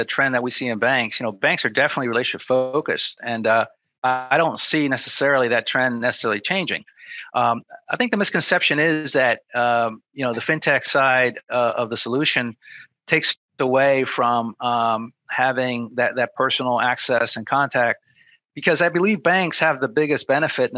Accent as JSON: {"language": "English", "region": "New Jersey", "country": "United States", "tie": "born or raised there", "said": "I grew up in New Jersey"}